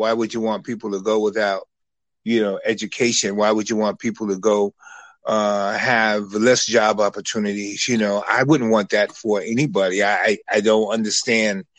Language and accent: English; New York City, New York, United States; moved away as an adult; also born or lived in Iowa City, Iowa; growing up in Harlem and traveling around